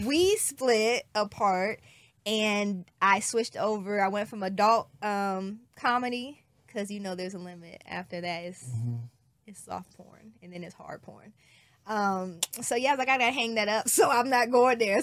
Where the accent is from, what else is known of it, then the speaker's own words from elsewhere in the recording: Decatur, Illinois, United States; moved away; where I am from is still very ghetto. I'm from Illinois, Decatur